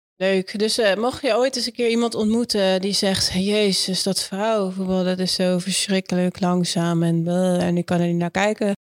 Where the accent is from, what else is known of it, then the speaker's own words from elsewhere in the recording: Netherlands; ons als Nederlanders die het Nederlands elftal volgen